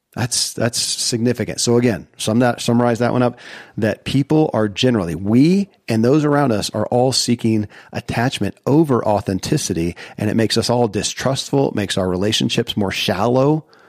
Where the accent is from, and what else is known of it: Kentucky, United States; born or raised there